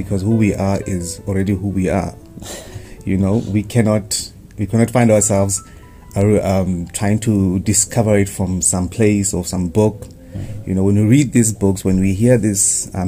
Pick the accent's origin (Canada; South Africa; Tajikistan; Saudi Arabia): South Africa; Vleifontein, Limpopo; I come from Vleifontein, not Vleifontein.